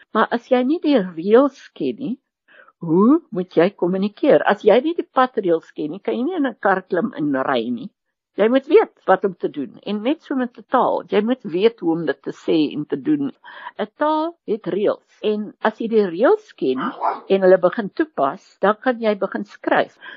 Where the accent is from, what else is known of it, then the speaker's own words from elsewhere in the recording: KwaZulu-Natal, South Africa; Afrikaans is a second language; ek het in Natal groot geword